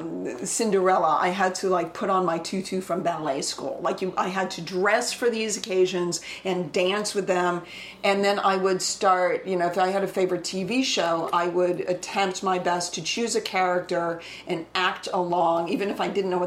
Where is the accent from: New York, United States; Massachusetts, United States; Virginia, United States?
Massachusetts, United States; Boston; I'm from Boston.